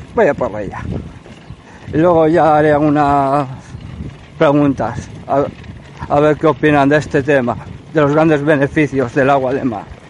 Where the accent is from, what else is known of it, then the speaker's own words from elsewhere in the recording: Ermua, Basque Country, Spain; soy de Hermoa